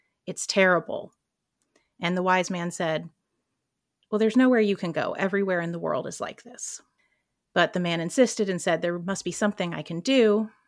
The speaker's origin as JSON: {"language": "English", "region": "North Carolina", "country": "United States", "tie": "born or raised there", "moved": "yes", "said": "I'm originally from North Carolina, where I grew up playing on the beach and traveling to the mountains with my environmental scientist mother."}